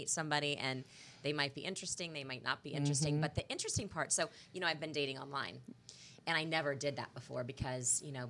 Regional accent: Kansas City, Missouri, United States; moved away as an adult; also born or lived in Chicago / Greenville, South Carolina / Cleveland, Ohio / Providence, Rhode Island; I'm from Kansas City, moved home 5.5 years ago for this job here at Fox 4. And, you know, I'm home to stay.

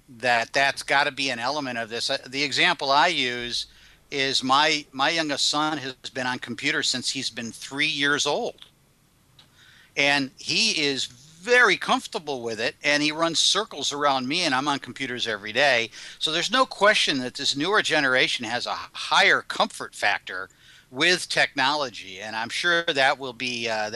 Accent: Michigan, United States; I remember I'm from Michigan originally, and I lived in the Detroit area.

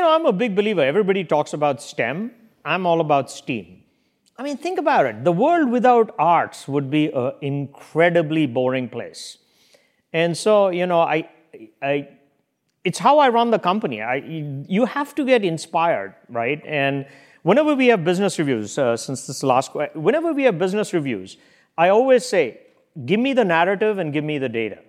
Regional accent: India; moved away; We all grew up reading that in India

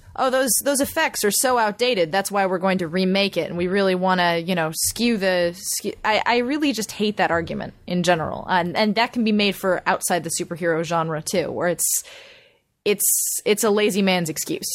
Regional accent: Pasadena, California, United States; I grew up in Pasadena and the Rose Parade went right by my house when I was a kid

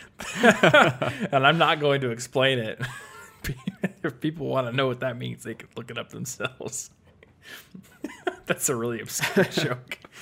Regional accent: Iowa, United States; moved away as an adult; now in Colorado, United States; I'm from Iowa

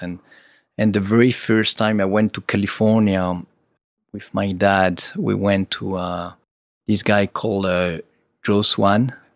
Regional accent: Rhône Valley, Auvergne-Rhône-Alpes, France; I'm from the Rhône Valley

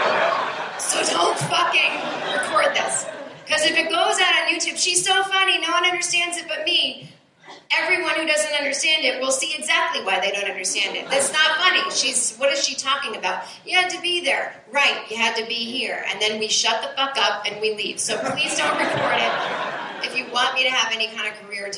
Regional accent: Boston, Massachusetts, United States; also born or lived in New York; now in Los Angeles, United States; I grew up in Boston

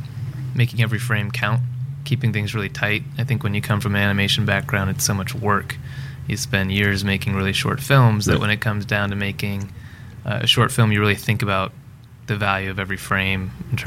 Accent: Florida, United States; moved away as an adult; also born or lived in India; now in Los Angeles, United States; I'm a filmmaker in Los Angeles. I was born in India, grew up in Florida, came out here to study experimental animation back in 2000.

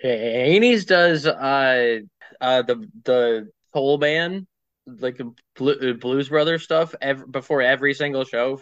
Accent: Baltimore, Maryland, United States; moved away as an adult; now in Nashville, United States; Yes, I live in Nashville now. I'm from Baltimore originally. I lived in that city for 20 some years.

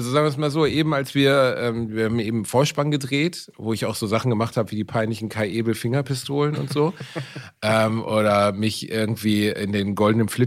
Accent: North Rhine-Westphalia, Germany; ich bin kein, ich bin Westfale, verstehst du? Also das ist einfach, diese übermäßige Gefühligkeit ist in meiner Familie nicht vertreten.

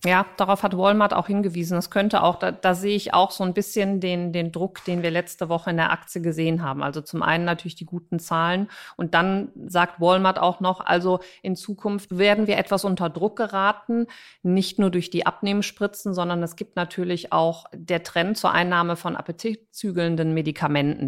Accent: Cologne, North Rhine-Westphalia, Germany; ich bin Kölnerin

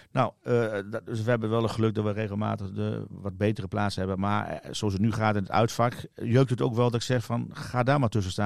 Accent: Netherlands; ik ben Nederlander

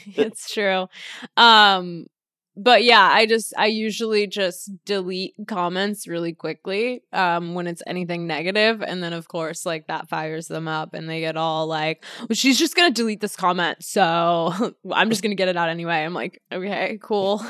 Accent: Los Angeles, California, United States; Born and raised Los Angeles

